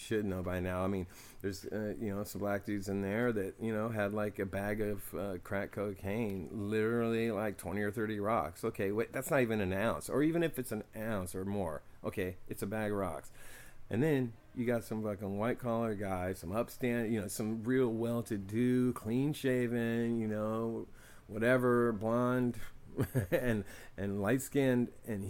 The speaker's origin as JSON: {"language": "English", "town": "Oakland", "region": "California", "country": "United States", "tie": "born or raised there", "said": "And I've always suspected and seen this and experienced stuff with this growing up in East Oakland."}